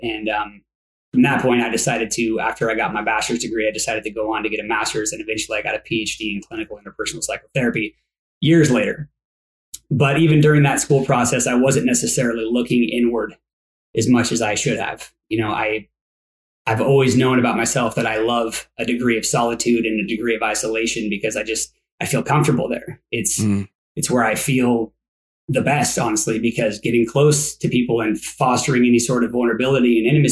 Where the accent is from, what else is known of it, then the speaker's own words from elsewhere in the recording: Coeur d'Alene, Idaho, United States; now in Phoenix, United States; I was raised in the Northwest